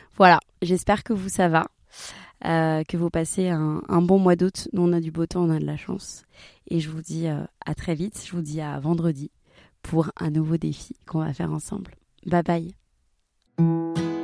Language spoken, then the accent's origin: French; Marseille, Provence-Alpes-Côte d'Azur, France; je viens de Marseille